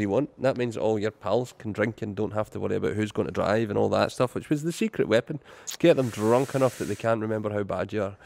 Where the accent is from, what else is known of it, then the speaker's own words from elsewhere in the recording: Irvine, Scotland, United Kingdom; my hometown of Irvine.